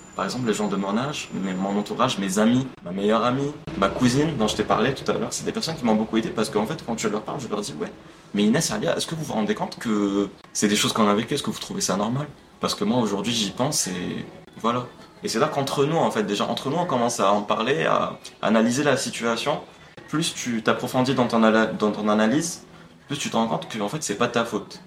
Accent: Algeria; moved away as an adult; now in France; je suis algérien, j'ai vécu toute ma vie en Algérie, je suis en France que depuis un an, je suis venu pour mes études.

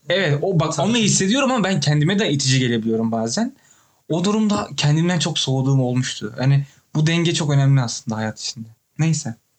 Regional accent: Ankara, Turkey; moved away; Ben Ankaralıyım sonuçta

